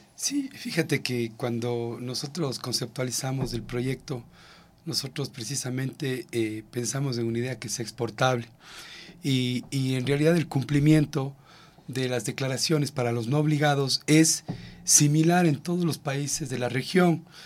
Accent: Ecuador; como ecuatorianos

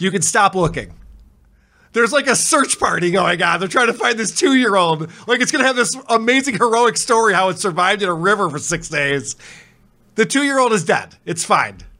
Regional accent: Spencerport, New York, United States; I grew up in Spencerport

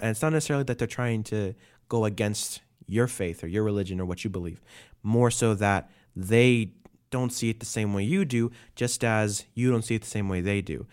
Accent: New York City, New York, United States; moved away; That's where I'm from. I was born in Brooklyn

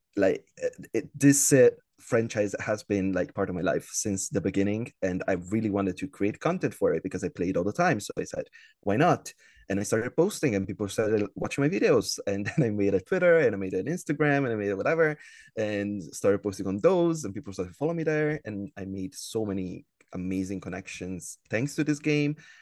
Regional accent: Italy; I'm from Italy, uh, born and raised in Italy, still living here

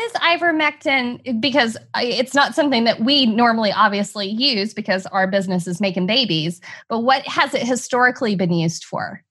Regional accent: New Braunfels, Texas, United States; my hometown and the town that I currently practice in, New Braunfels, Texas

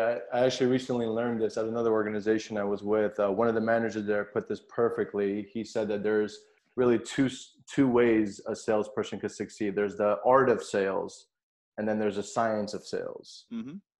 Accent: San Francisco, California, United States; growing up in San Francisco, I'm clearly blessed working in the tech industry

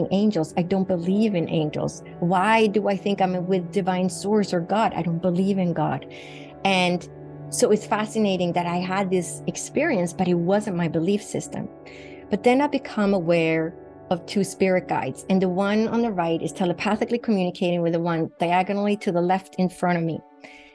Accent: Sweden; moved away as an adult; Sweden, where I grew up in Northern Europe

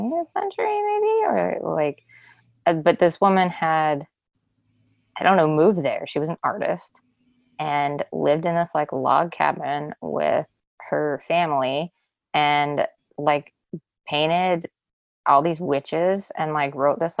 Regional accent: Wyoming, United States; right outside my hometown

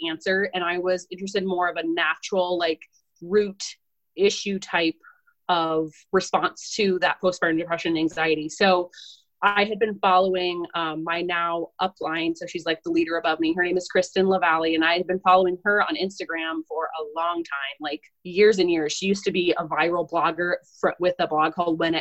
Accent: Southern Minnesota, United States; I'm from Southern Minnesota

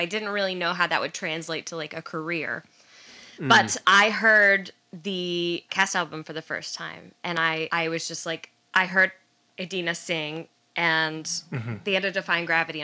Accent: Garland, Texas, United States; also born or lived in Dallas, Texas; I was born in Dallas, but I grew up in Garland, Texas.

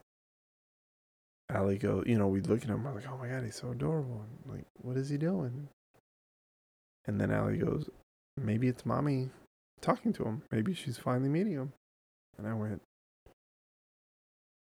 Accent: Southern California, United States; we grew up in California, in Southern California

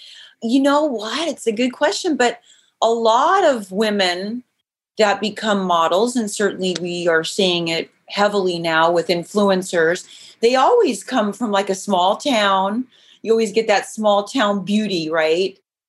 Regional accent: Idaho, United States; also born or lived in Glenns Ferry, Idaho / Mountain Home, Idaho; now in Los Angeles, United States; Actually, I was born in Los Angeles, but then my dad shipped me straight out of here to Idaho, the whole family. So we lived in Glens Ferry and Mountain Home and just a small town girl.

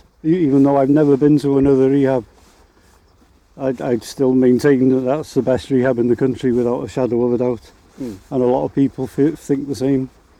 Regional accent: Anglesey, Wales, United Kingdom; I'm born and bred on Anglesey.

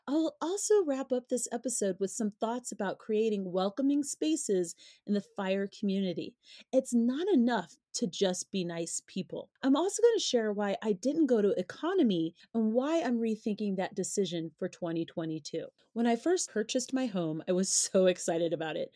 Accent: Colorado, United States; Coming from Colorado, navigating primarily white spaces is like second nature for me

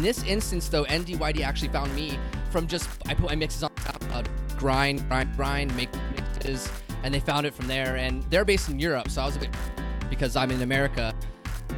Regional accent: Bay Area, California, United States; now in Palm Springs, United States; I'm from the Bay Area originally, so this is like remind me of home.

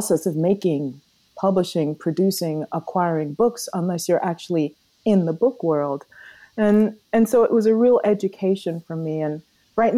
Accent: Jamaica; now in United States; we were thinking about getting out of Jamaica, quite honestly. So we left Jamaica and came here to the U.S.

